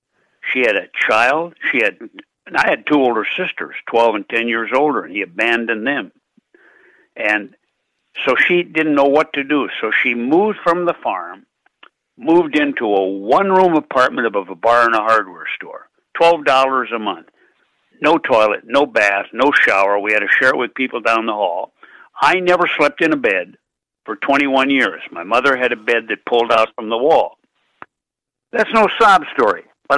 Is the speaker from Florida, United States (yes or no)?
no; Minot, North Dakota, United States; But I was born in Minot, North Dakota, on a freezing Halloween night, 1935.